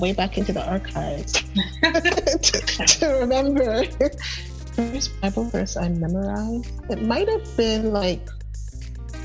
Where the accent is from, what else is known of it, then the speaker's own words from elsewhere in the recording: Canada; as a Canadian